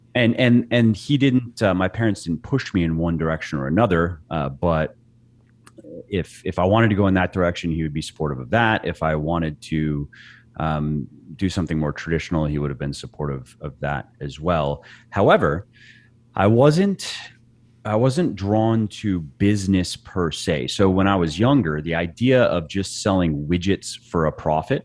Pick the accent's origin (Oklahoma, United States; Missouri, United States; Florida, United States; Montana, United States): Florida, United States; Clearwater; moved away as an adult; also born or lived in Los Angeles, California / Northern Virginia; now in Virginia, United States; I was born in Florida, uh, mm-hmm. in a little beach town called Clearwater.